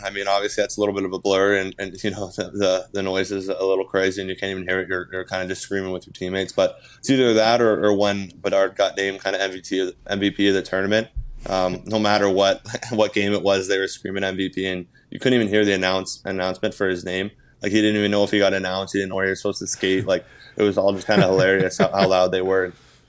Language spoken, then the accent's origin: English; Canada; obviously being Canadian, it's something you kind of grow up watching always at Christmas time.